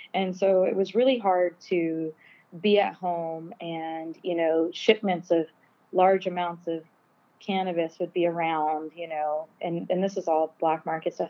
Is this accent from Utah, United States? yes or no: yes; Park City, Utah, United States; also born or lived in Garberville, California; I was raised in Park City, Utah.